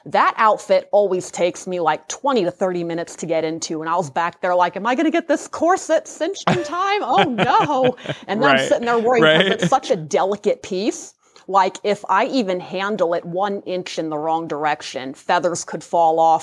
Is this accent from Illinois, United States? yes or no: no; Ohio, United States; moved away as an adult; now in Las Vegas, United States; So I'm originally from Ohio. I was born and raised there